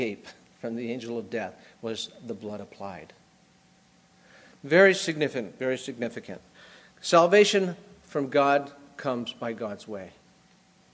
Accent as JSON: {"language": "English", "country": "United States", "tie": "born or raised there", "also_born_or_lived": "Brazil", "moved": "as an adult", "said": "I grew up in America"}